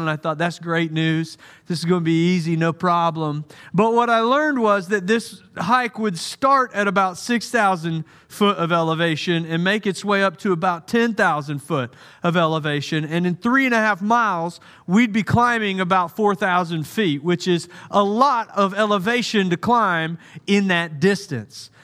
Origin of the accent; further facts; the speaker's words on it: United States; also born or lived in Santa Clara, California; I'm American